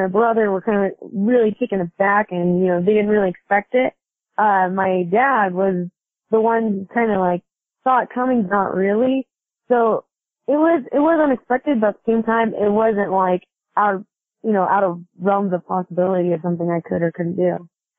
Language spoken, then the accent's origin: English; Kennewick, Washington, United States; moved away as an adult; also born or lived in Seattle, Washington; now in Memphis, United States; I was born in Seattle, but I grew up in the Tri-Cities in Washington State.